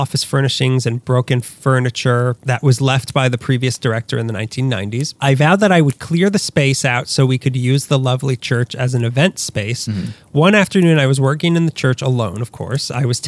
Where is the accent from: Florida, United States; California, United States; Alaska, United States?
California, United States; Sacramento; my family took a trip to visit the city from my hometown, Sacramento